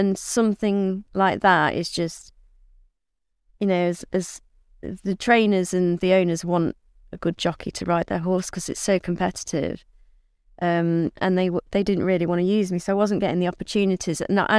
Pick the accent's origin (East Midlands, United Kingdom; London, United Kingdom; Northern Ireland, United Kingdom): East Midlands, United Kingdom; Southwell; my first ever ride on a race course was at my hometown at Southwell